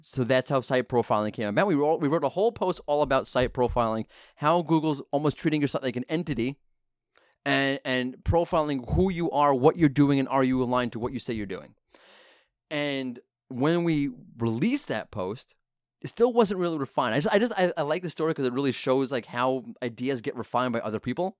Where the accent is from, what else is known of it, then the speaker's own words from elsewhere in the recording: New York, United States; I'm from New York